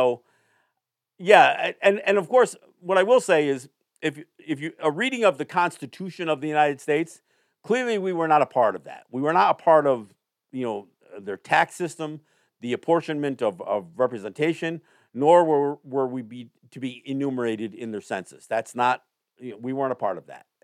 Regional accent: Kahnawake, Quebec, Canada; Again, as I sit here today, I am Mohawk from Kahnawake. My family's from Kahnawake, but I am not.

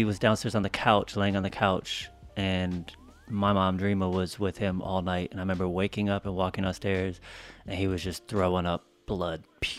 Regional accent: Colorado, United States; So we grew up in Colorado most of the time, and that's where he got sick.

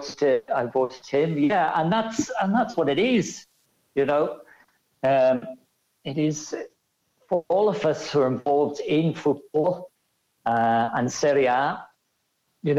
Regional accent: Ireland; accent: Irish; moved away as an adult; also born or lived in Rome, Italy; obviously with my accent, I'm Irish. But I moved to Rome in 1990

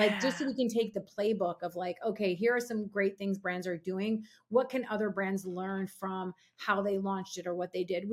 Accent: Minneapolis, Minnesota, United States; born or raised there

